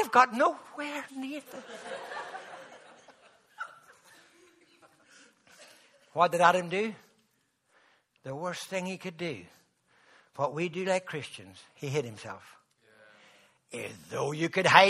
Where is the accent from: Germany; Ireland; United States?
Ireland; I'm Irish